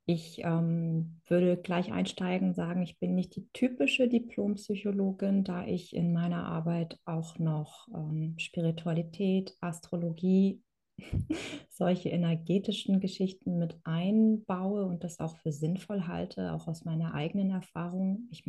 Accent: Kazakhstan; now in Germany; Also ich komme ursprünglich aus Kasachstan und meine Vorfahren sind äh, ursprünglich aus Deutsch, sind dann nach Russland gegangen oder eingeladen worden von Katharina der Großen. So haben meine Eltern sich in Kasachstan sind sie sich begegnet.

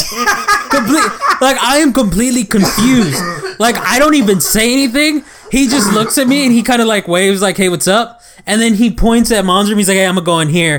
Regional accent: Texas, United States; I was born here in Texas

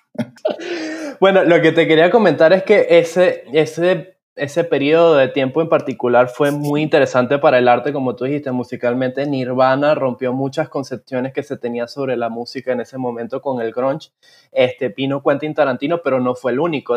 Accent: Venezuela; now in Panama; yo, siendo venezolano y que luego se mudó a Panamá

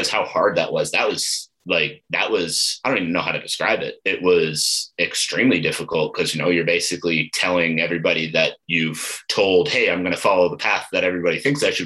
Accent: Ottawa, Ontario, Canada; moved away as an adult; also born or lived in Eastern Townships, Quebec; now in Calgary, Canada; I grew up in Ottawa

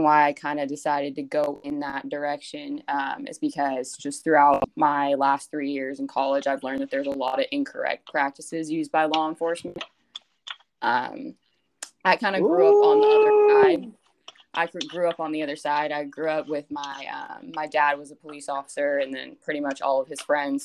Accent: Yorba Linda, California, United States; moved away as an adult; now in Fresno, United States; I'm from Yorba Linda, California, which is a little city right outside Anaheim, California, if you're familiar with that area. Born and raised there, grew up there my whole life

